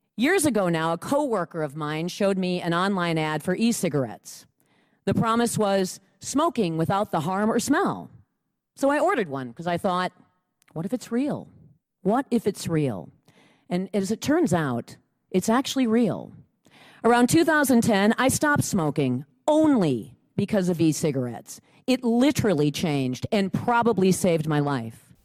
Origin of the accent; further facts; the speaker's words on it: Lake Mills, Wisconsin, United States; I'm from Lake Mills, Wisconsin